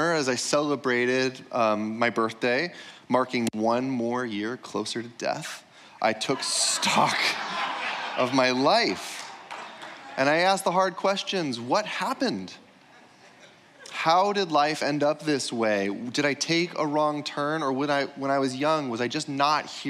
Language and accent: English; United States; growing up in America